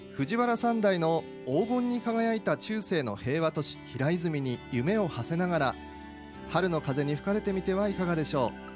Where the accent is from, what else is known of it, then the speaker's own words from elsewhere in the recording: Tokyo, Japan; moved away as an adult; now in Iwate, Japan; 岩手暮らしは25年なんですが実は 東京出身